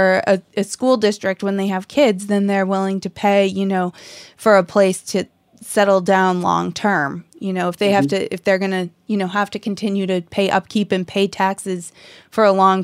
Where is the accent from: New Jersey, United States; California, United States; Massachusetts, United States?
Massachusetts, United States; Lexington; I grew up in Lexington